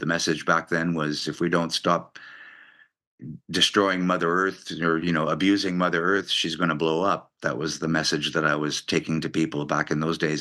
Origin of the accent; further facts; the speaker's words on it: Montreal, Quebec, Canada; growing up in Montreal, I grew up in French